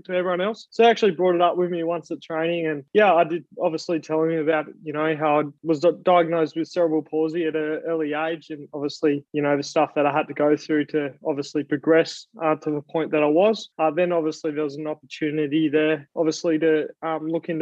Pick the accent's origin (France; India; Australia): Australia; I'm an Australian Paralympian